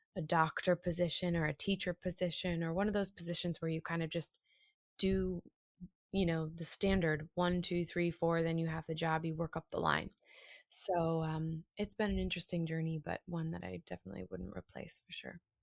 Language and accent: English; just south of Boston, Massachusetts, United States; now in New York, United States; I live in a story in New York at the moment, but I'm originally from Massachusetts, just south of Boston, north of Providence